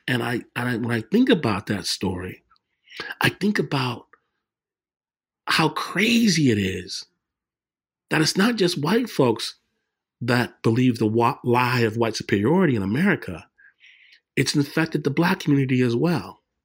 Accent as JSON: {"language": "English", "town": "Detroit", "region": "Michigan", "country": "United States", "tie": "born or raised there", "said": "me growing up in Detroit"}